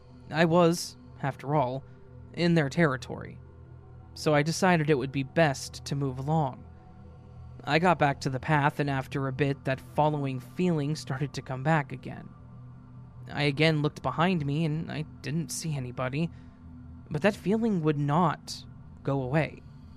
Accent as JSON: {"language": "English", "region": "Oklahoma", "country": "United States", "tie": "born or raised there", "also_born_or_lived": "Massachusetts", "said": "I decided that during the spring break, I would move from Mass back to my home state of Oklahoma to be close to my mother."}